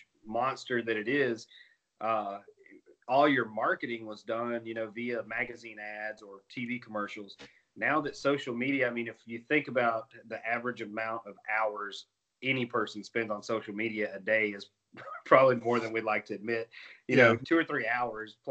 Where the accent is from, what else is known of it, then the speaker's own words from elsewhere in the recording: Chattanooga, Tennessee, United States; I'm from Chattanooga, Tennessee